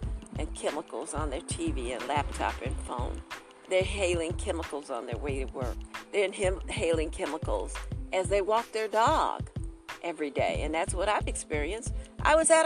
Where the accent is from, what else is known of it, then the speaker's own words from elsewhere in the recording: Detroit, Michigan, United States; also born or lived in Aiken/Barnwell area, South Carolina; now in Aiken, United States; I'm from Detroit